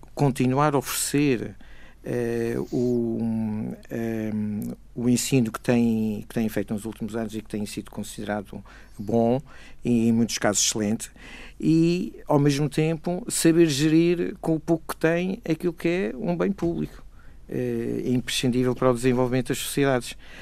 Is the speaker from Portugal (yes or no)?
yes; Madeira, Portugal; eu que sou madeirense, digo isto com orgulho